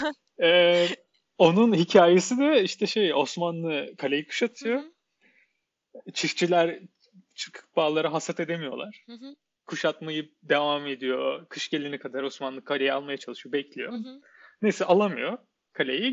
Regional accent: Ankara, Turkey; moved away; also born or lived in Netherlands; Ben bir Ankaralı olarak, Ankara'da yaşayan bir insan olarak ya her sene bir kere falan geliyorduk İstanbul'a neredeyse

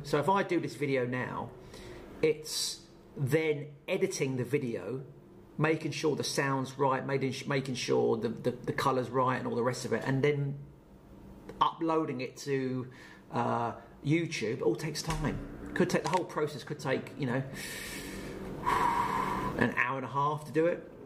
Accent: Portsmouth, South East England, United Kingdom; my new business I'm starting up in my hometown of Portsmouth

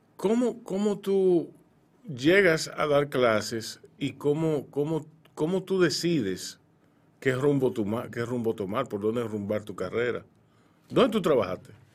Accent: Santo Domingo, Distrito Nacional, Dominican Republic; yo soy de Ciudad Nueva y de la zona colonial

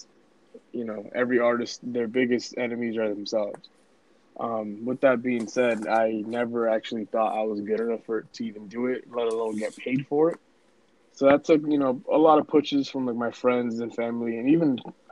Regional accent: New York City, New York, United States; English is a second language; moved away; also born or lived in Dominican Republic / Lawrence, Massachusetts / Methuen, Massachusetts; Born and raised Bronx, New York

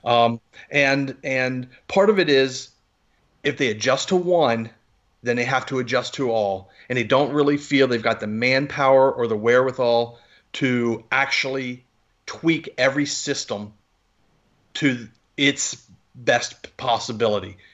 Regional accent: Maryland, United States; I'm from Maryland

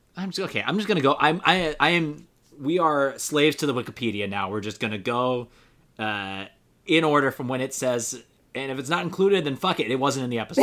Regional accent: United States; I'm an American

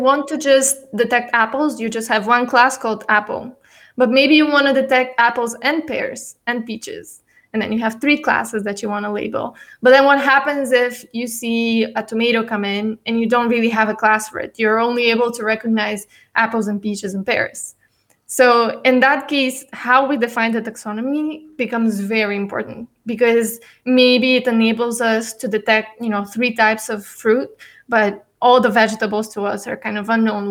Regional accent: Bulgaria; also born or lived in United States; I'm born and raised in Bulgaria

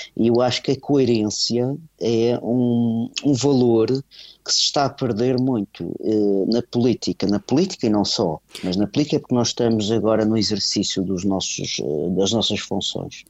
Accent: Portugal; nós somos portugueses, aliás, eu uhum. sinto-me eh, português

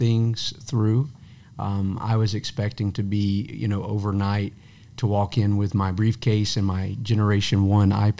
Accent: Alabama, United States; moved away as an adult; also born or lived in Greenwood, South Carolina / Linden, Alabama; 7 years in South Carolina and the rest of my life in Alabama

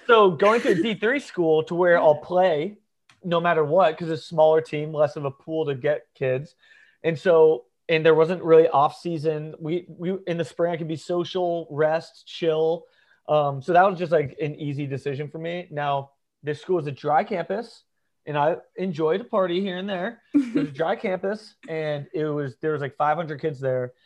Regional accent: Ponte Vedra Beach, Florida, United States; also born or lived in Norwalk, Connecticut / St. Louis / New York; I was born in Connecticut, uh, Norwalk, Connecticut, and but I don't really say I'm from there because I moved when I was three. So I okay. moved to Ponte Vedra Beach, Florida, which is a Northeast Florida, um, like small golf beach town. So I grew up here

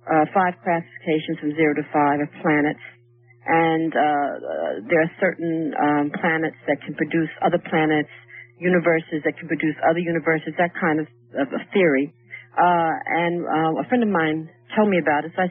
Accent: Harlem, New York, United States; now in Staten Island, United States; I've been living in Staten Island for 23 years, but I was raised in Harlem.

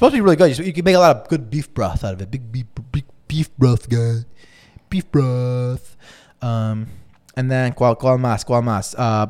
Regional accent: Chicago, Illinois, United States; where I grew up in Roscoe Village

